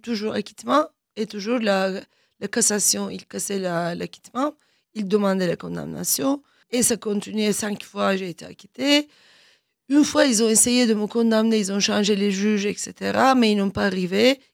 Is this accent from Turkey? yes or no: yes; Turkey; French is a second language; moved away as an adult; also born or lived in Germany; now in France; en tant que Turc